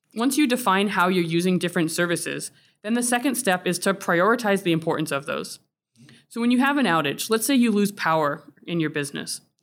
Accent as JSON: {"language": "English", "region": "Florida", "country": "United States", "tie": "born or raised there", "moved": "yes", "lives_now": "New England, United States", "said": "I grew up in Florida"}